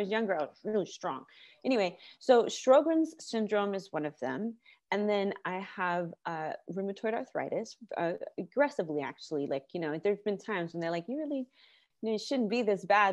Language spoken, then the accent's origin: English; California, United States; I'm from California, born and raised